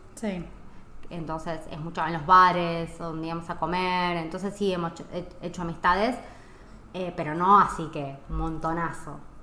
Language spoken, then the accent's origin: Spanish; Argentina; moved away as an adult; also born or lived in Italy / Mexico / United States; now in Spain